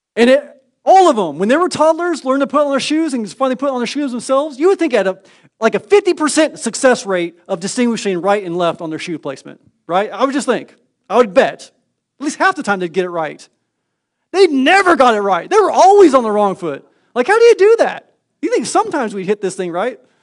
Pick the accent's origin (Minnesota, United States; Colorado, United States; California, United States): California, United States; Northern; moved away; I grew up in Northern California quite some time